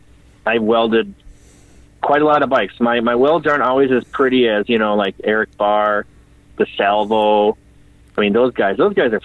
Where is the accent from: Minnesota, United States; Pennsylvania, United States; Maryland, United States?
Minnesota, United States; St. Paul; Technically I grew up in St. Paul